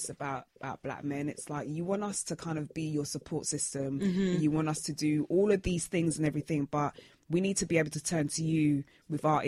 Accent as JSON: {"language": "English", "region": "London", "country": "United Kingdom", "said": "I'm from Brixton, from the ends"}